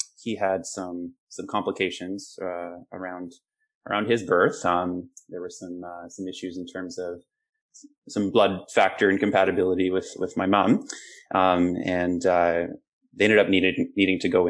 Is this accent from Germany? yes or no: no; Southern Ontario, Canada; moved away as an adult; also born or lived in British Columbia; I grew up in Southern Ontario